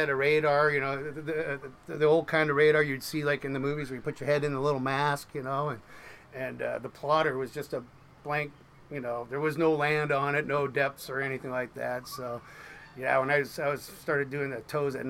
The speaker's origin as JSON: {"language": "English", "town": "Seattle", "region": "Washington", "country": "United States", "tie": "born or raised there", "said": "I was born in Seattle. My mom and dad migrated from Norway."}